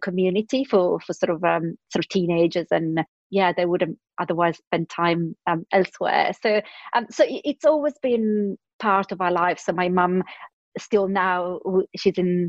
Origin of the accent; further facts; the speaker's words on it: Milan, Lombardy, Italy; now in London, United Kingdom; I was born in Milan in Italy and grew up there